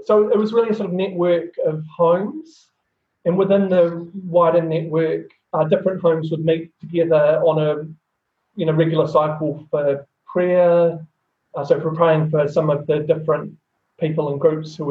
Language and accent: English; lower North Island, New Zealand; moved away as an adult; also born or lived in South Island, New Zealand / Dannevirke, Hawke's Bay / Wellington; now in Sydney, Australia; So I'm Pākehā from Aotearoa, New Zealand. I was born in the South Island, but mostly grew up in the lower part of the North Island, living in small farming communities